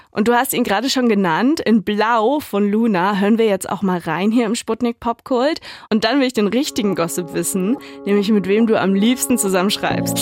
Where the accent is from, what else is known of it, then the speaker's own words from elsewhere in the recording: Erfurt, Thuringia, Germany; meine Heimat Erfurt